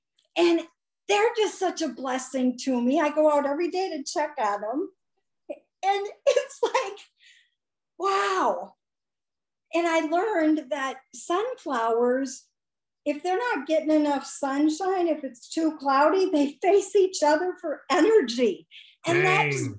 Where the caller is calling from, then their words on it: Stoughton, Wisconsin, United States; I'm calling from Stoughton, Wisconsin. It's a little Norwegian town, and we love to say ufta.